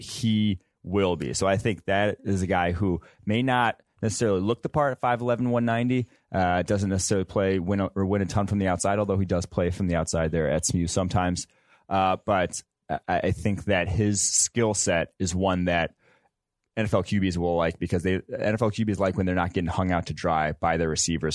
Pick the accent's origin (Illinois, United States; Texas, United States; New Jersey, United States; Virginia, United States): Illinois, United States; Champaign; I'm from Champaign, Illinois